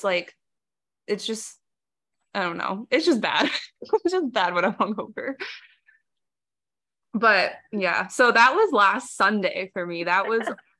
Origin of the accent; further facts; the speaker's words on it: South Florida, United States; I came back to South Florida after undergrad